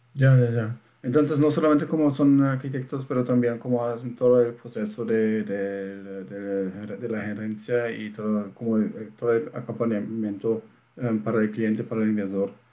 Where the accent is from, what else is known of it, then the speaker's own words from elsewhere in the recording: Germany; Spanish is a second language; yo, siendo alemán